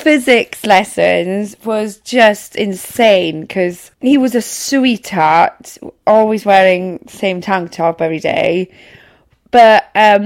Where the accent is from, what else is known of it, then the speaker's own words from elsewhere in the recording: Wales, United Kingdom; first language Welsh; English is a second language; I'm from Welsh language background